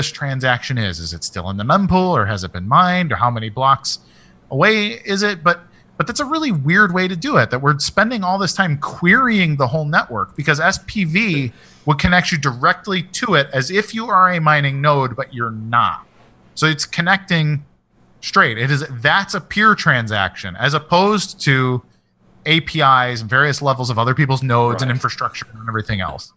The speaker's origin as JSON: {"language": "English", "country": "United States", "said": "as an American"}